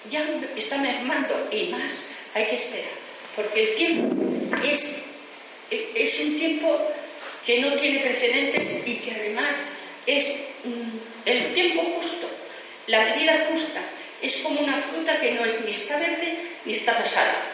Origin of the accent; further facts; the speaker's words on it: Region of Murcia, Spain; also born or lived in Valencia, Spain; vino a mi casa cuando yo nací, que nací en Valencia. Después nos fuimos a vivir a Murcia, porque mi familia es de Murcia